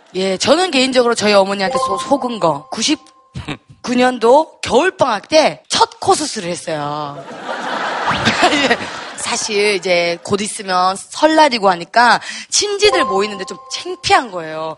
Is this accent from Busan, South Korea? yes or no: yes; Busan, South Korea; moved away; 저 부산 출신이에요. 네. 턱투유 덕분에 오랜만에 또 고향을 찾아가지고